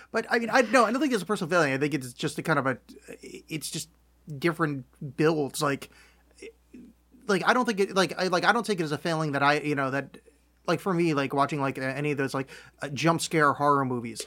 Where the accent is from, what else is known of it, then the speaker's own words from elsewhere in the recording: United States; very American people